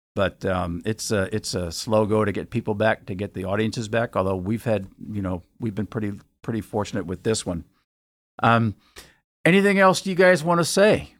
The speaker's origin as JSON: {"language": "English", "town": "Bowie", "region": "Maryland", "country": "United States", "tie": "born or raised there", "said": "I grew up in Bowie and did a lot of theater in, uh, in Bowie"}